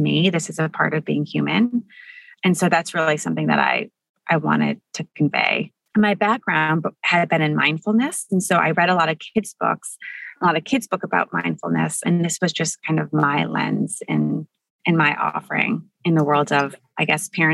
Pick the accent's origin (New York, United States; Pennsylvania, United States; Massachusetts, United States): New York, United States; Buffalo; I grew up in Buffalo, New York